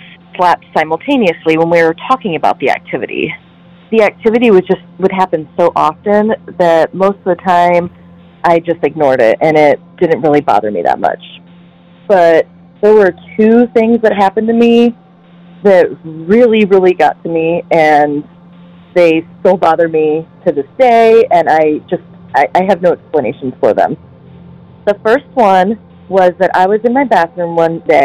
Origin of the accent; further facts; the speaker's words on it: Toledo, Ohio, United States; I'm from Toledo, Ohio